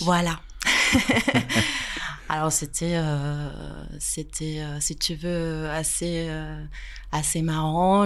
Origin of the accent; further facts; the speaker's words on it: Pavia, Lombardy, Italy; French is a second language; moved away as an adult; now in France; J'ai grandi en Italie